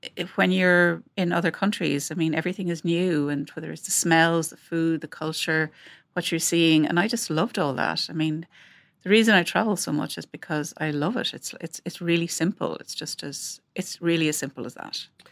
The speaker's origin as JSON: {"language": "English", "country": "Ireland", "also_born_or_lived": "London", "accent": "Irish", "moved": "as an adult", "said": "from my accent that I'm Irish."}